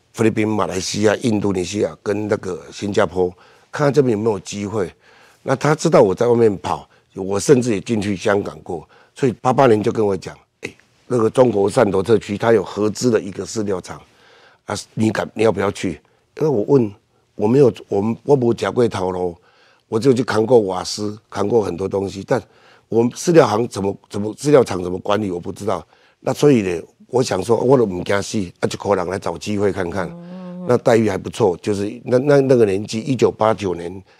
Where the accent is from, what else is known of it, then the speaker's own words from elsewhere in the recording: Pingtung County, Taiwan; 过去我们屏东，我们从小就离，离开家乡